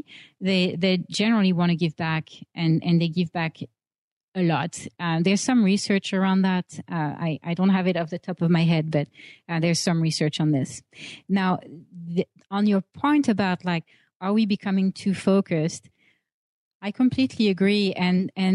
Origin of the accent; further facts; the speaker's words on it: Paris, Île-de-France, France; moved away as an adult; coming from Paris, where I grew up in France, landing in San Francisco